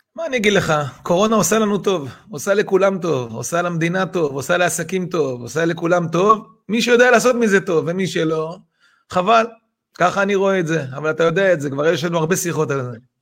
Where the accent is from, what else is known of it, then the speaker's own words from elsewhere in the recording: Israel; אנחנו ישראלים